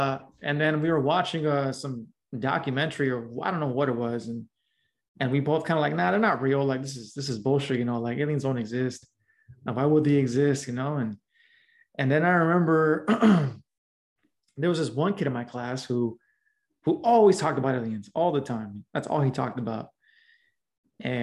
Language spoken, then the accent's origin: English; Los Angeles, California, United States; also born or lived in South LA / Southeast LA; I grew up in Los Angeles, specifically in a little small barrio. Known as Pacoima.